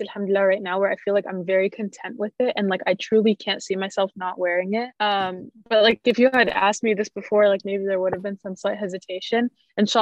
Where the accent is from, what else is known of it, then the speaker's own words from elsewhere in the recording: Canada; also born or lived in Jordan; I was born in Jordan, but I only lived there for like the first 5 years of my life. And then we moved to Canada